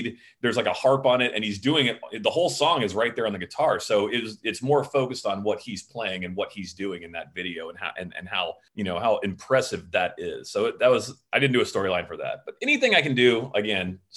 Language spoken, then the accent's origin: English; Pensacola, Florida, United States; I grew up in the South. I grew up in Pensacola, Florida, and that's like, it was crazy religious where I grew up.